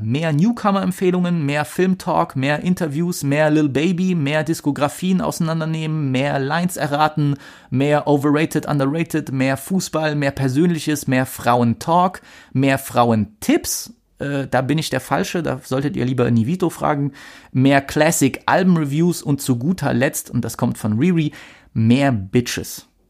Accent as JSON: {"language": "German", "country": "Germany", "said": "Bei uns in Deutschland"}